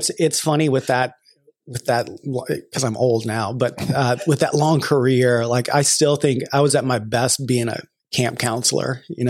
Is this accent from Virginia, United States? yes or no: yes; near Virginia Beach, United States; now in Louisville, United States; I'm originally from the East Coast near Virginia Beach, Virginia, and I've been in Louisville for about 10 years now. I guess I just passed 10 years in Louisville.